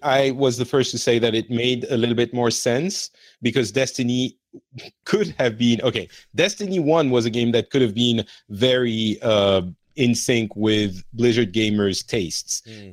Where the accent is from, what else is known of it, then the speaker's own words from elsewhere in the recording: France; moved away; also born or lived in Lebanon; I feel like I'm more from France